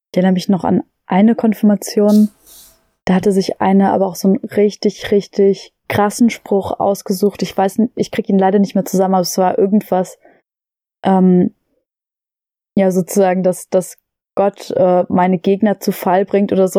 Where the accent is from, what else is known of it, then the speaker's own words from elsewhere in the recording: Lobetal, Brandenburg, Germany; wir hatten bei uns in Lobetal äh, das Glück, dass wir eine äh, Waldbühne haben